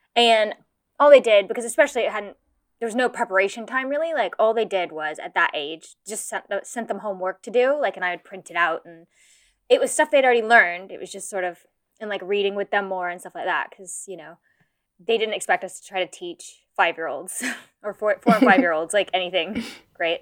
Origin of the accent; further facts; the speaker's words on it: United States; now in Kent, United Kingdom; I'm American